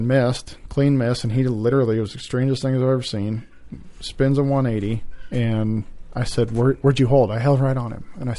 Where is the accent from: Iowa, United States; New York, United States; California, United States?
Iowa, United States; Nevada; I was born and raised small town in Nevada, Iowa, just outside of Ames.